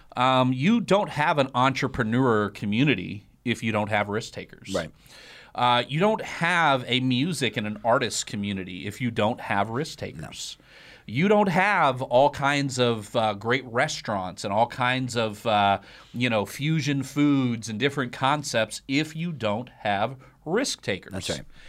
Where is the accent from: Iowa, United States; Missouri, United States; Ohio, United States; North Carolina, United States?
Iowa, United States; I grew up in Iowa